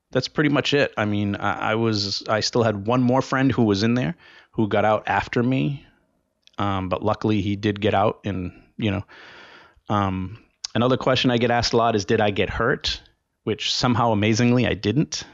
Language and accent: English; Rhode Island, United States; in my home state of Rhode Island. That's where I was born and where I grew up.